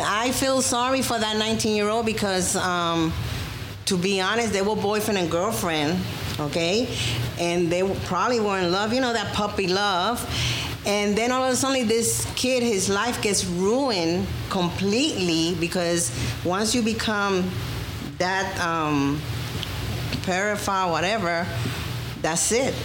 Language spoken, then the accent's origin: English; New York, United States; And I'm American 100%. I was born in New York